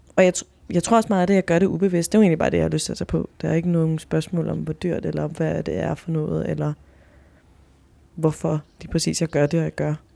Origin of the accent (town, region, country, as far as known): Chile; now in Denmark